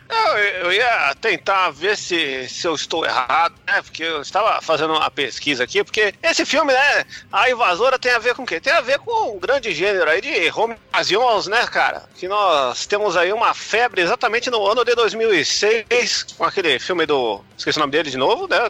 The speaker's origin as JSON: {"language": "Portuguese", "country": "Brazil", "said": "a gente é do Brasil"}